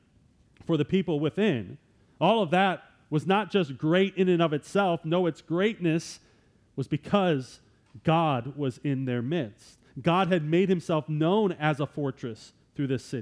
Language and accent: English; Wisconsin, United States; I'm from Wisconsin